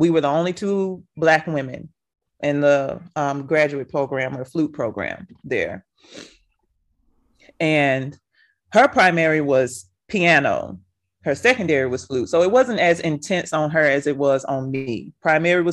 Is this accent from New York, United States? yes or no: no; Memphis, Tennessee, United States; moved away; also born or lived in Nashville, Tennessee; I grew up in Memphis, Tennessee, Black city